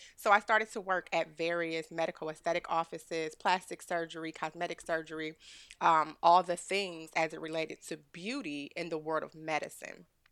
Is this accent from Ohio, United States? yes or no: yes; Cleveland, Ohio, United States; now in Austin, United States; I'm from Ohio, I'm from Cleveland, Ohio. I got a Midwest hustle that's unmatched